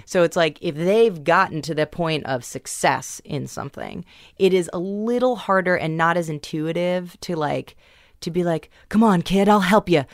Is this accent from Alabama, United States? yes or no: no; New York City, New York, United States; I grew up in New York City.